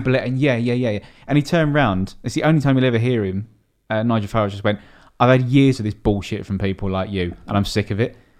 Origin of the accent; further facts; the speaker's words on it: Dartford, South East England, United Kingdom; I'm from Dartford.